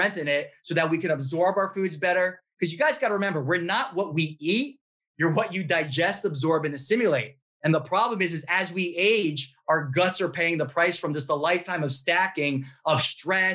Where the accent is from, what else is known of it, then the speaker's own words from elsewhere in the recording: New York, United States; I'm a New Yorker.